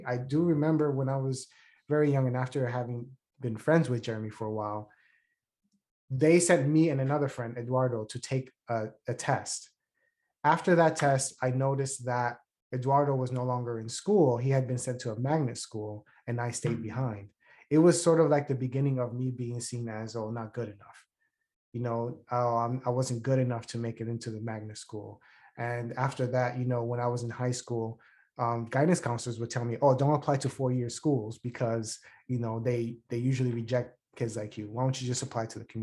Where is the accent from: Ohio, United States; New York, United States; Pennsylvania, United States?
New York, United States; New York City; I grew up in the South Bronx